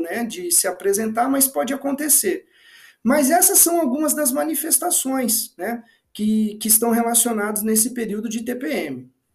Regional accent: interior of São Paulo state, Brazil; Eu sou do interior do estado de São Paulo, né? Eu cresci em sítio

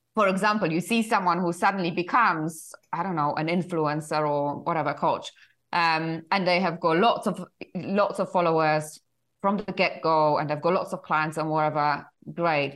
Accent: Poland; English is a second language; moved away as an adult; also born or lived in United Kingdom; originally I'm from Poland.

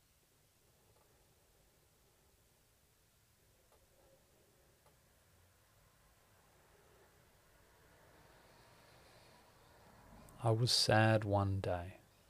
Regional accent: Australia; I'm an Australian

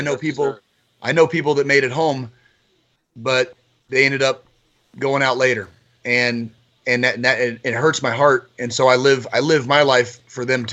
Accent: Tucson, Arizona, United States; I grew up in Tucson, Arizona

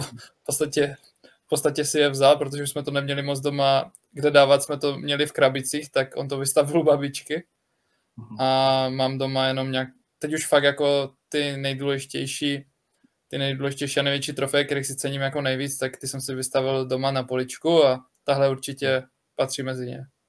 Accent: Ostrava, Moravian-Silesian Region, Czechia; jsem Ostravák a faním baníku

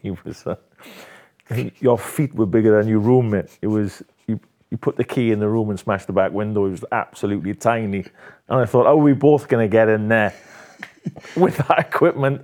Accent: Swansea, Wales, United Kingdom; my hometown, Swansea

